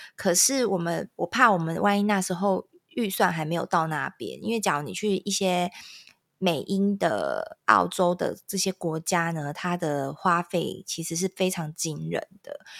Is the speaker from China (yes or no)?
no; Taiwan; 可是我们台湾人，呃，华人会觉得，我八点以前只要进家，这家店，你要等我 shopping 完，你才可以关